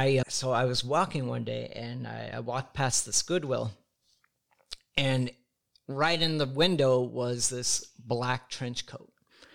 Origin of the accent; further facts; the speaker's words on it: Midwest, United States; now in Los Angeles, United States; I'm from the Midwest. Mm-hmm. You know, I'd only been in L.A. a couple months. I'm from a small rural town.